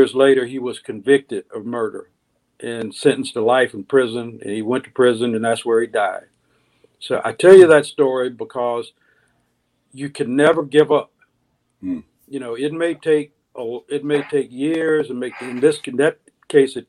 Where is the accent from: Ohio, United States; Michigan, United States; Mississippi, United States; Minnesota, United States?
Mississippi, United States; the Deep South; growing up in the Deep South